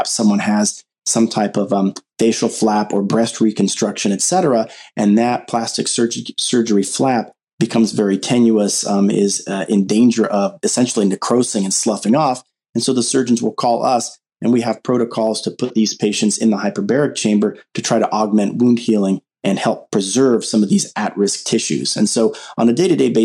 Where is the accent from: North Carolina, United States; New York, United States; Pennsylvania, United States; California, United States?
California, United States; Southern; growing up in Southern California